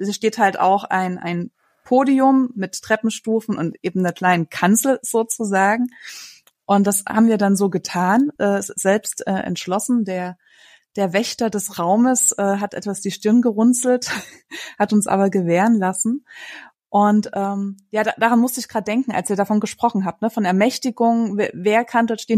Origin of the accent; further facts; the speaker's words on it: Frankfurt, Hesse, Germany; Bei uns in Frankfurt